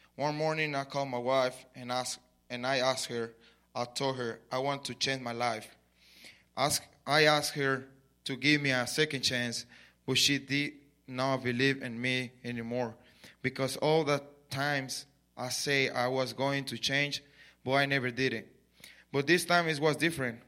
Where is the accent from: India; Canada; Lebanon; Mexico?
Mexico; English is a second language; moved away as an adult; now in Lubbock, United States; I was born in Mexico, so I grew up in Mexico. I come here five years ago